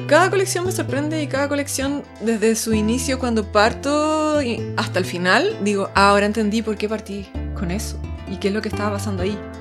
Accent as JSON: {"language": "Spanish", "country": "Chile", "moved": "as an adult", "said": "como era chilena"}